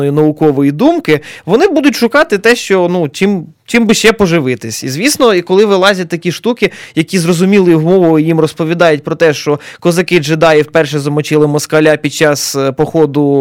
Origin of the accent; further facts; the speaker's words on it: Fastiv, Kyiv Oblast, Ukraine; Сам з Фастова сам бачив.